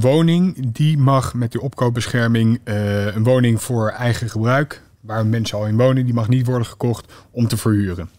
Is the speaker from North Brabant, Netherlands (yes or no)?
no; The Hague, South Holland, Netherlands; ik kom oorspronkelijk uit Den Haag